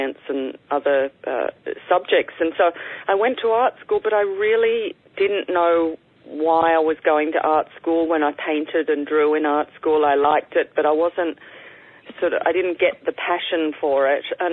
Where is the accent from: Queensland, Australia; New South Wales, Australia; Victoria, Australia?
New South Wales, Australia; Sydney; also born or lived in Albury, New South Wales; now in New York City, United States; I was born in Albury, which is a country town. Only spent the first 2 years of my life there, and then my family moved to Sydney. So I grew up in Sydney